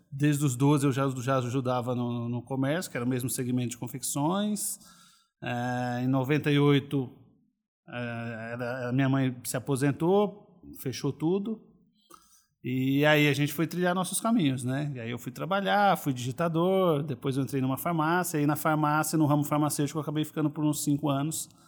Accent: Boa Esperança, Paraná, Brazil; also born or lived in Londrina; eu sou paranaense, nascido em uma cidadezinha chamada Boa Esperança. E minha infância foi toda no, no sítio, praticamente, até os 10 anos de idade. Aí sim, minha família se mudou para Londrina

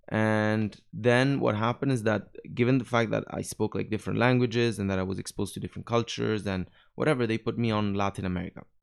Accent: Naples, Campania, Italy; English is a second language; moved away as an adult; also born or lived in Rome, Italy / Montreal, Canada / Paris, France / Dubai, UAE; I'm from Napoli, from the south

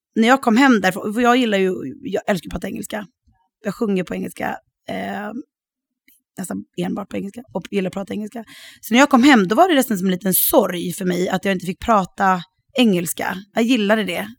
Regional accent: Sweden; moved away as an adult; also born or lived in Sydney / Los Angeles / Stockholm; now in France; jag är fortfarande svensk

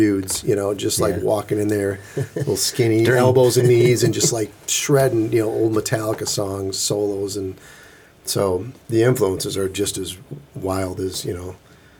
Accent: Midland, Michigan, United States; I grew up in Midland

